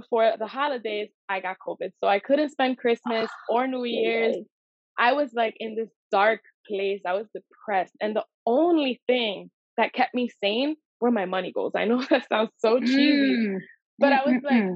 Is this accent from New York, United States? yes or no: yes; New York City, New York, United States; I grew up in Washington Heights